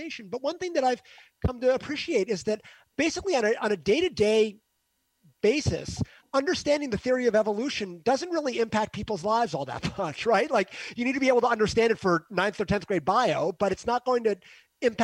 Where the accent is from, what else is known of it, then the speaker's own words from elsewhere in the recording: Northeast, United States; I'm from the Northeast. So in the Northeast, I live in an echo chamber.